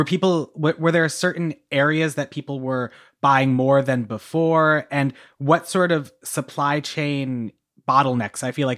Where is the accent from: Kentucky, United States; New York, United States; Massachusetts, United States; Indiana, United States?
Massachusetts, United States; I knew Tillamook growing to school in Oregon, but I grew up in Massachusetts